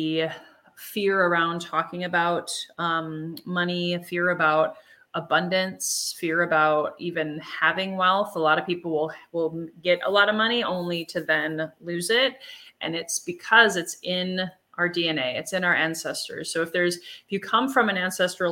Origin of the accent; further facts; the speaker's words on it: Germany; I'm from Germany, from Europe